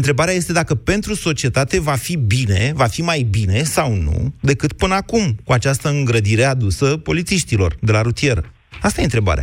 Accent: Oltenia, Romania

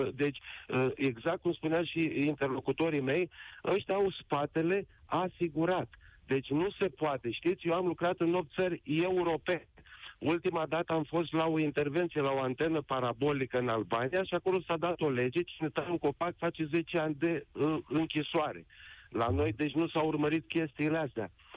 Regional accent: Fălticeni, Suceava County, Romania; moved away as an adult; eu m-am întors în țară după 24 de ani și uh, sunt din Falticeni, județul Suceava

